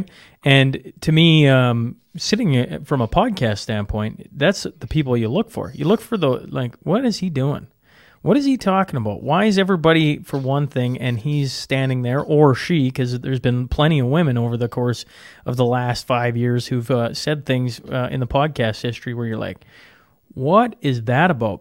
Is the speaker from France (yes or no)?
no; Canada; as a Canadian